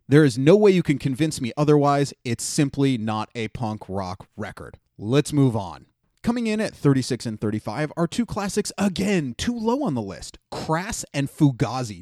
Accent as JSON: {"language": "English", "town": "Cleveland", "region": "Ohio", "country": "United States", "tie": "born or raised there", "said": "My Hometown Underground Heroes"}